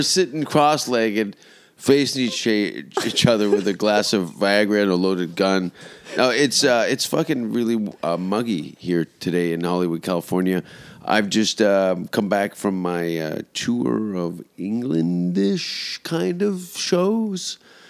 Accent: Hamilton, Ontario, Canada; Well, I'm from like the bottom. I grew up in Hamilton in the 70s and 80s.

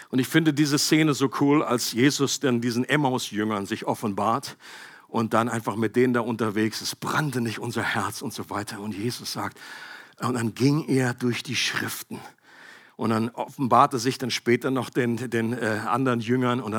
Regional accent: Bad Gandersheim, Lower Saxony, Germany; bin ich in der Nähe aufgewachsen, da oben Bad Gandersheim.

